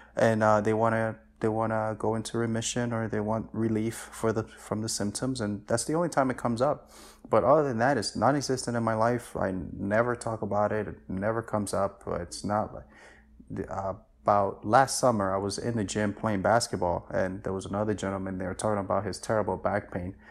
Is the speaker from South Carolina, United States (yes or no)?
no; New York City, New York, United States; also born or lived in Dominican Republic; I came to the States when I was, uh, almost seven years old, and I just been in New York my entire life since then